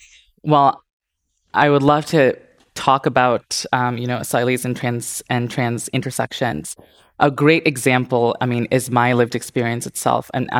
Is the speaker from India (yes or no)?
yes; India; also born or lived in Indonesia; now in United States; Like I said, I grew up in India, I grew up in Indonesia, and I was suffocated in that society and felt like I couldn't find freedom.